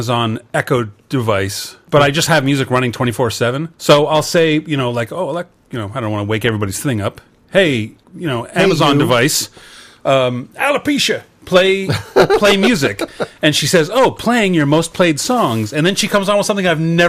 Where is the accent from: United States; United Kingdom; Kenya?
United Kingdom; England; I was born in England